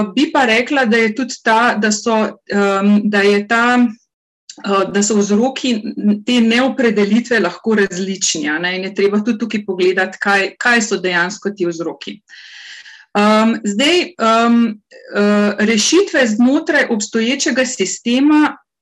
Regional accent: Carinthia, Slovenia; Jaz izhajam iz Koroške regije

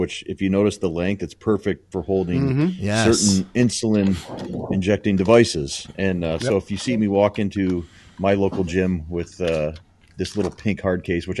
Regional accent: Iowa, United States; I'm from Iowa.

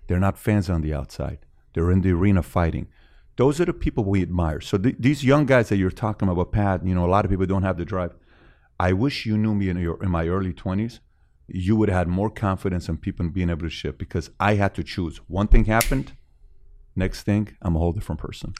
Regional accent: Iran; also born or lived in Woodland Hills, California / Glendale, California; now in United States; I'm from Iran

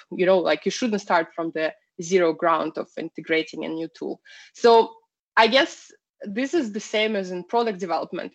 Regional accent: Russia; moved away as an adult; now in Sweden; originally, I'm from Russia.

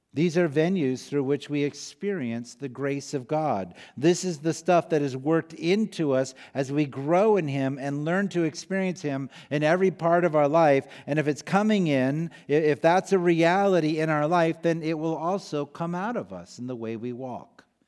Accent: Iowa, United States; moved away; I grew up in Iowa

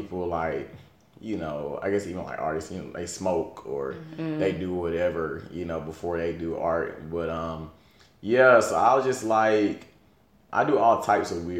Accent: Atlanta, Georgia, United States; Born and raised in Southwest Atlanta

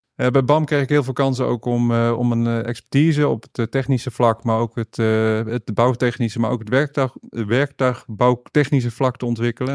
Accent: Noordwijk, South Holland, Netherlands; also born or lived in Deventer; Ik ben opgegroeid, ik ben geboren in Deventer, maar opgegroeid in Noordwijk.

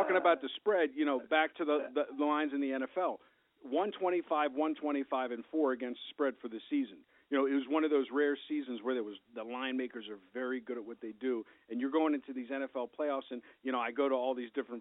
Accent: East Coast, United States; moved away; I'm from the East Coast

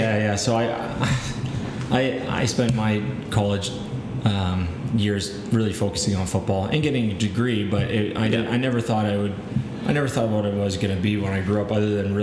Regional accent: Burlington, Ontario, Canada; In Burlington, so about

